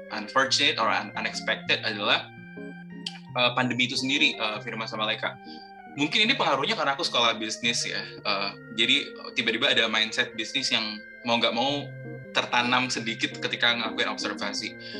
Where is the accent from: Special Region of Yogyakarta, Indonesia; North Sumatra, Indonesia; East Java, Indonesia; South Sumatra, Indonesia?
East Java, Indonesia; Kediri; moved away as an adult; also born or lived in Jakarta; aku uh, lahir dan besar di sini